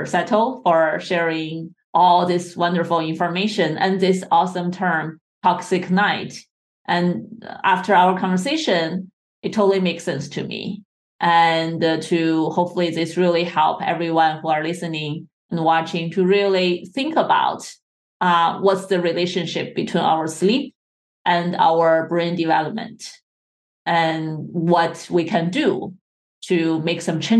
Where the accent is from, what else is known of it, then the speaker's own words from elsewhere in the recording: China; I think in Asian culture, I grew up in China, Asian culture is all about harmony and balance.